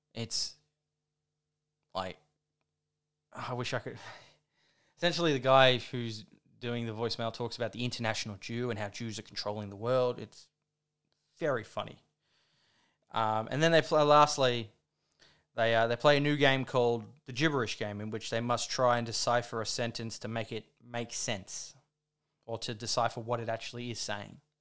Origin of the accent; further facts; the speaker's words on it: Australia; I'm an Australian